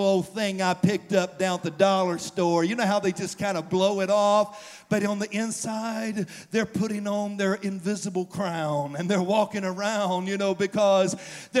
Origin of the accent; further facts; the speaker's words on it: the South, United States; moved away as an adult; also born or lived in St. Louis, Missouri; I grew up in the South my whole life.